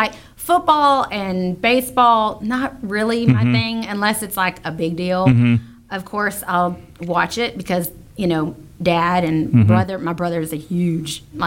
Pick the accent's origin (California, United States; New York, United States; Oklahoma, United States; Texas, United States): Texas, United States; Houston; I grew up here, Houston, Texas, born and raised